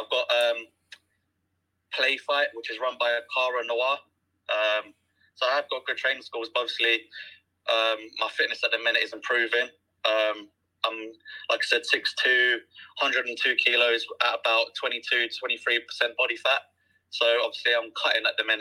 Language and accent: English; London, United Kingdom; I'm from London, England. I'm 26 at the moment. Growing up, obviously, like, I've known professional wrestling is what I want to do. Growing up, I grew up quite poor